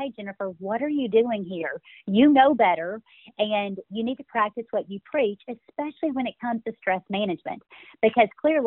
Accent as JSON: {"language": "English", "town": "Birmingham", "region": "Alabama", "country": "United States", "tie": "born or raised there", "also_born_or_lived": "Texas", "accent": "Southern", "moved": "yes", "lives_now": "Dallas area, Texas, United States", "said": "I grew up in Birmingham, Alabama, so I'm an Alabama girl"}